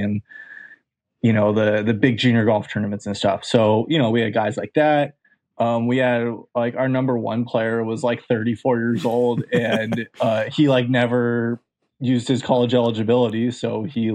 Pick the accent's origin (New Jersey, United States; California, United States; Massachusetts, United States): California, United States; Santa Monica; I'm from Southern California